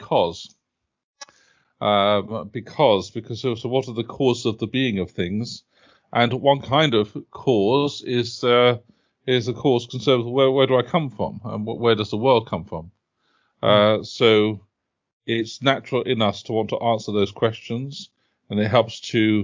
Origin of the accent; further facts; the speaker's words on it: United Kingdom; also born or lived in Oxford; I've lived most of my life near London